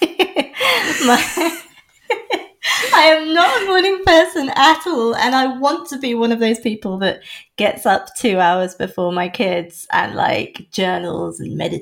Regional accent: North Norfolk, East of England, United Kingdom; moved away as an adult; also born or lived in London; I was born in London, and then when I was three, my parents decided, as a lot of people do, that it wasn't, for whatever reason, the best place to start a family. So my parents and I moved to North Norfolk, the North Norfolk coast, where I spent the rest of my childhood until I was 18

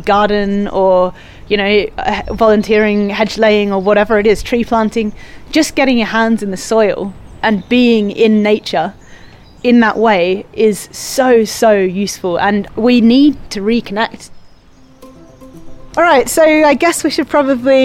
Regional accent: Australia; moved away as an adult; now in Devon, United Kingdom; I came over from Australia to the UK

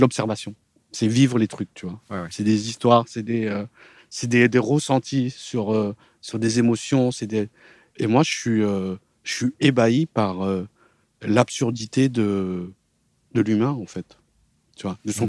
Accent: France; en tant qu'occidental, en tant que français

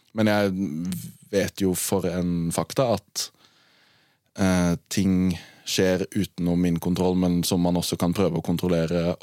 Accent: Arendal, Agder, Norway; Jeg er fra Arendal

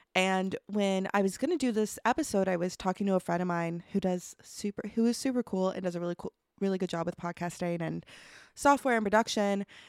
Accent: Truro, Nova Scotia, Canada; I grew up actually right outside of Truro

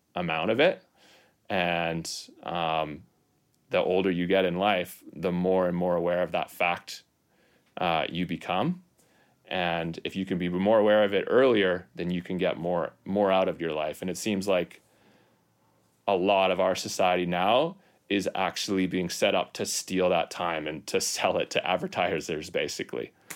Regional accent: North Vancouver, British Columbia, Canada; also born or lived in Whistler; I'm from North Van as well. I grew up in Vancouver.

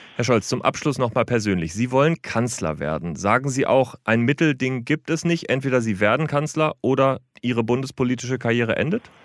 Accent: Thuringia, Germany; ich komme ja selber aus Thüringen

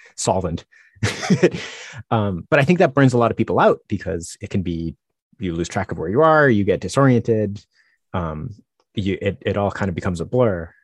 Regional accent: Northeast, United States; I'm from the Northeast

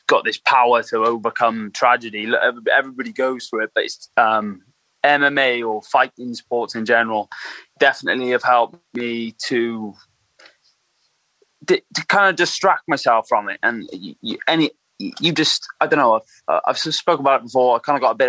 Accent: England, United Kingdom; also born or lived in Merthyr Tydfil, Wales; I was in Merthyr when from a small kid, but then I moved to England

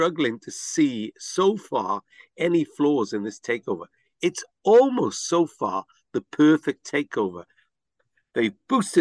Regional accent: Wales, United Kingdom; we're not English. We're Welsh

